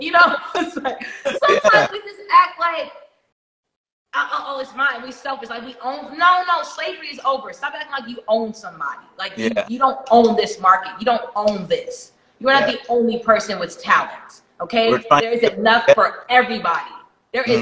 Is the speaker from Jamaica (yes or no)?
yes; Jamaica; I'm Jamaican.